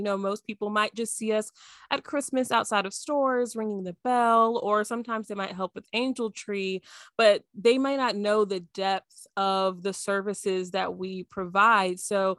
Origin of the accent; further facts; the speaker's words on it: Texas, United States; now in Memphis, United States; I'm from Texas, but I still feel like it's more humid in Memphis than it is in Dallas, Texas. So I'm still getting used to it, and I've been here for a couple of years.